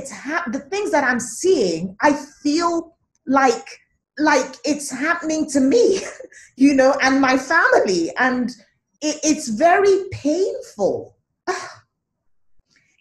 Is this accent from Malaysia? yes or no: no; Nigeria; as an African, as a Nigerian